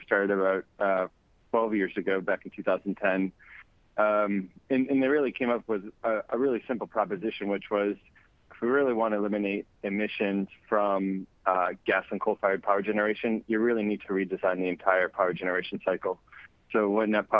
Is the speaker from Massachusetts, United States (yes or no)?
yes; Boston, Massachusetts, United States; moved away; also born or lived in Pittsburgh; Growing up in Boston.